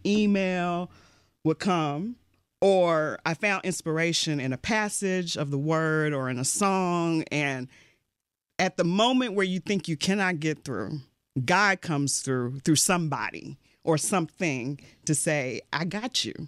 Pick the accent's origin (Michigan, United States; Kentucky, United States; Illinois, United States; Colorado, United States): Kentucky, United States; Louisville; moved away; I grew up in Louisville, Kentucky